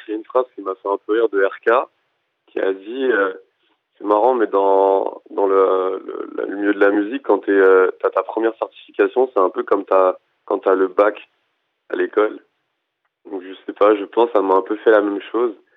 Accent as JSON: {"language": "French", "country": "France", "tie": "born or raised there", "also_born_or_lived": "Madagascar", "said": "à Madagascar, c'était beaucoup de musique et tout, mais après là, quand j'ai grandi en France, c'était beaucoup de rap autour de moi"}